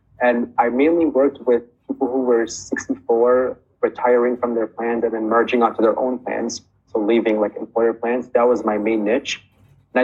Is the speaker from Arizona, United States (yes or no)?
no; Chicago, Illinois, United States; I'm from Chicago, Illinois